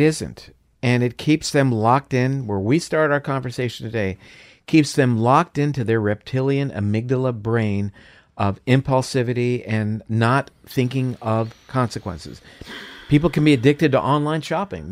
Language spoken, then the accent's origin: English; Florida, United States; I'm from Florida, so, uh, orange juice is a big thing there